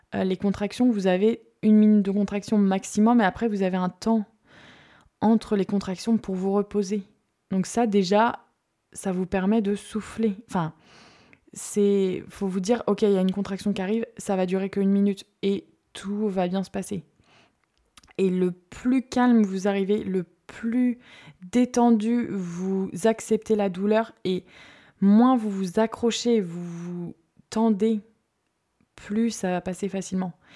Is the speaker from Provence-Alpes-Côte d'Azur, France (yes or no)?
yes; Marseille, Provence-Alpes-Côte d'Azur, France; moved away; Je viens de Marseille